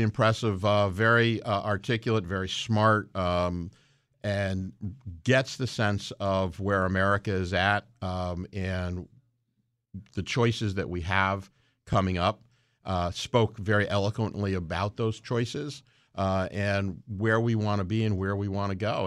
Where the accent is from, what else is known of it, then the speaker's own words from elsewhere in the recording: Stratford, Connecticut, United States; in Stratford, my hometown